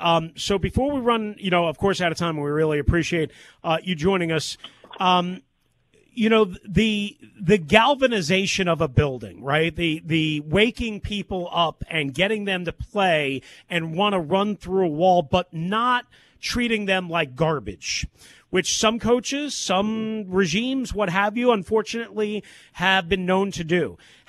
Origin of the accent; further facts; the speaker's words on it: New York, United States; I was raised on Eastern Long Island and, you know, Bill Parcells and Bill Belichick and the Giants and defense and defense and defense.